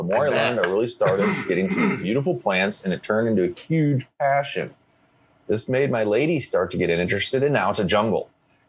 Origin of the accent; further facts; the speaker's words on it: Missouri, United States; moved away; Yeah, Missouri's coming on board. They're going to get rec going hopefully soon as well. Yeah, my home state where I grew up most of my time.